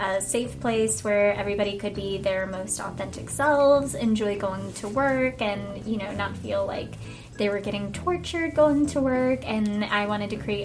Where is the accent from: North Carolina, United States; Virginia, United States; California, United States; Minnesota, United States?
Virginia, United States; I am from Virginia